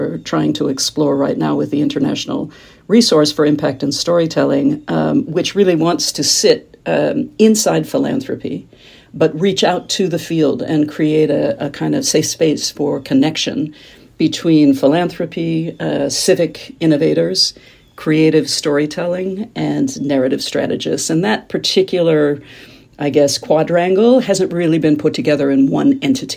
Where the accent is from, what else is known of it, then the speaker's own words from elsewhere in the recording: Kansas, United States; moved away as an adult; I grew up in Kansas, which is in the middle of the country, smack dab in the middle of the U.S., and went east as soon as it was legal